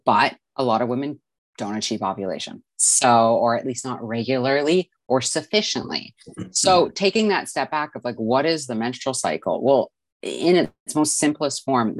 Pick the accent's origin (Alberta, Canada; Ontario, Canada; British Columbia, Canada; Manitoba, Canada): British Columbia, Canada; Vancouver; I'm from Vancouver, British Columbia, Canada